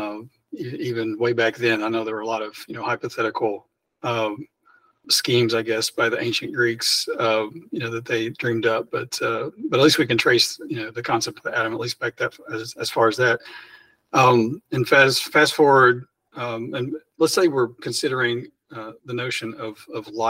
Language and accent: English; Western Kentucky, United States; moved away as an adult; also born or lived in Florida / Indiana; now in Jackson, United States; I am originally from Kentucky, from Western Kentucky